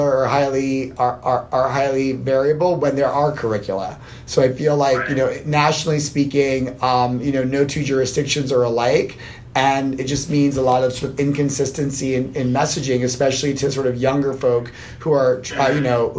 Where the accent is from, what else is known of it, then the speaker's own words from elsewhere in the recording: Arlington, Virginia, United States; moved away as an adult; now in New York, United States; I grew up in Arlington, Virginia, right outside Washington